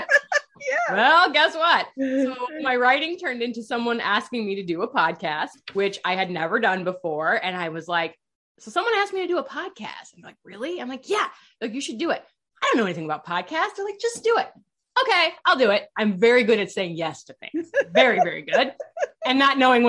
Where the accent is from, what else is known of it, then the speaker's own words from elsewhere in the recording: Iowa, United States; I grew up in Iowa.